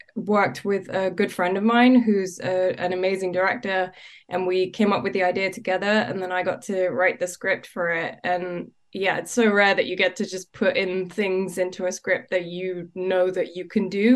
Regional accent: London, United Kingdom; I grew up in London

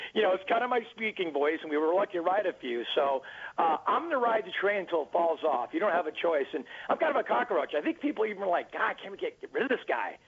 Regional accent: Orange County, California, United States; I'm from Orange County, California, where that's home of the, uh, of the Angels

